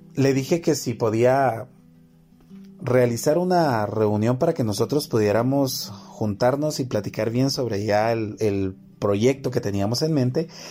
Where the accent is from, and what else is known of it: Guatemala